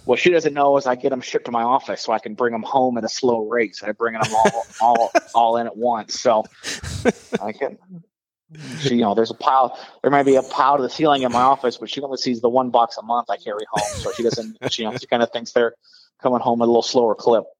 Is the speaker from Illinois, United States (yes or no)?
yes; Southern Illinois, United States; moved away as an adult; also born or lived in Iowa / Charlotte; growing up in Illinois